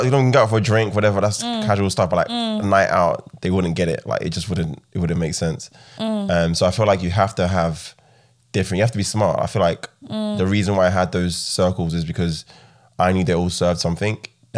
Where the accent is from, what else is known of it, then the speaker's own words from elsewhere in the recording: London, United Kingdom; When I was younger, I grew up in Southeast London. I saw a lot of things.